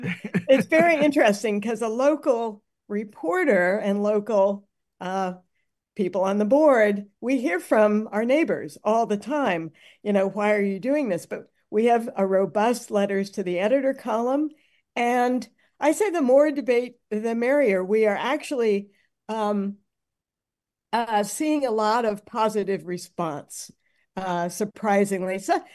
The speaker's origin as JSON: {"language": "English", "town": "Minneapolis", "region": "Minnesota", "country": "United States", "said": "Well, I'm from Minneapolis. I know the city pretty well"}